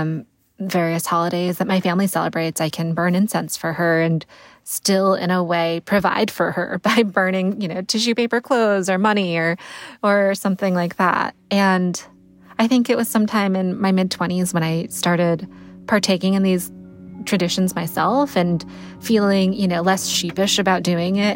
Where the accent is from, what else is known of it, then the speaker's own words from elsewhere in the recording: Connecticut, United States; I grew up in Connecticut